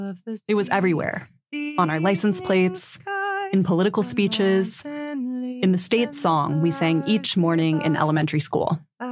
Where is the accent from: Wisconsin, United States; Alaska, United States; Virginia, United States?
Alaska, United States; When I was a kid growing up in Alaska, there were certain mythologies just in the air.